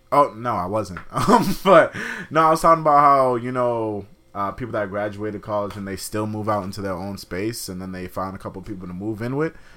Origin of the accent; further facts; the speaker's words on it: Boston, Massachusetts, United States; I'm from Boston